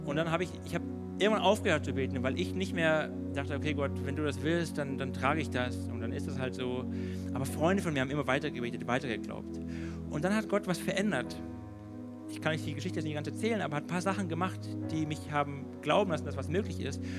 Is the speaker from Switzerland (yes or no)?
no; Baden-Württemberg, Germany; ich bin in Württemberg groß geworden